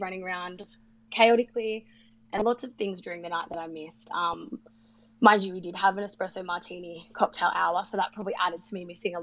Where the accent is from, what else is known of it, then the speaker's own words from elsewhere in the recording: Sydney, New South Wales, Australia; I'm 29 and from Sydney.